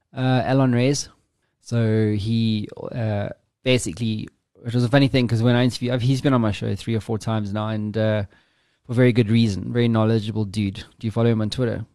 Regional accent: South Africa; me being South African

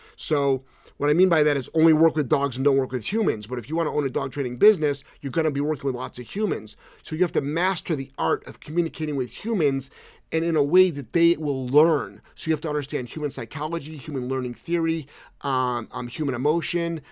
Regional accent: Cleveland, Ohio, United States; moved away; I'm originally from Cleveland. So, so, um, I, I left Cleveland in nineteen eighty-four.

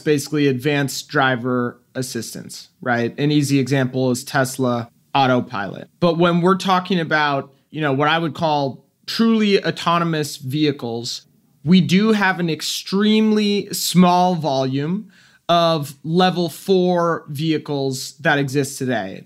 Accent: Silicon Valley, California, United States; I grew up in Silicon Valley, really before it was Silicon Valley

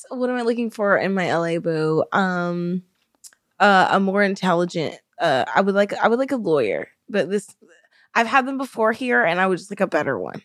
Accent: Alabama, United States; moved away as an adult; also born or lived in San Diego, California; now in Florida, United States; we grew up in Alabama, Um, we moved to California together when we were both around twenty, twenty-one

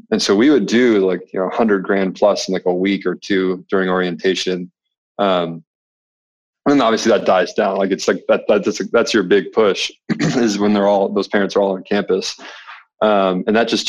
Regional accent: Red Wing, Minnesota, United States; now in Charlotte, United States; I'm from Red Wing, Minnesota, originally

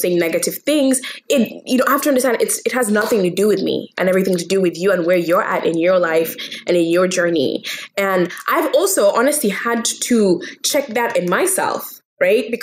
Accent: Kenya; I was born and raised in Kenya

